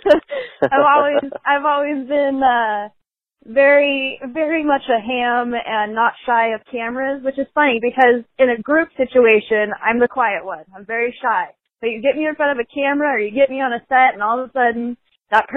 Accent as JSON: {"language": "English", "region": "Indiana", "country": "United States", "moved": "yes", "said": "I'm actually originally from Indiana, little farm girl"}